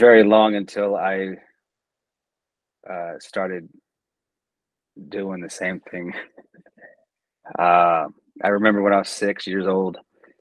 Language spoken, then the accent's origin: English; Texas, United States; I grew up in Texas, great state of Texas